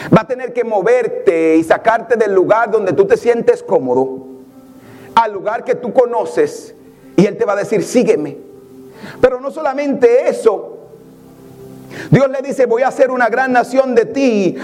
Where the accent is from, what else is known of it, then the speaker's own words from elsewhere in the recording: Santa Bárbara de Samaná, Samaná, Dominican Republic; now in New York, United States; yo crecí en un barrio en Samaná